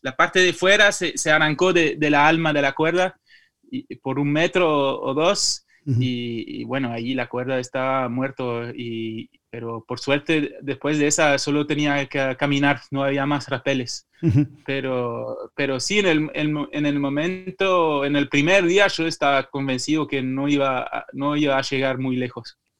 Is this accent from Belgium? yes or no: yes; Belgium; Spanish is a second language; moved away; also born or lived in Madrid; aprendí el español acá porque cuando, cuando, crecí, cuando en Bélgica ya, eh, ya estaba creciendo con tres idiomas, eh, francés, flamenco y inglés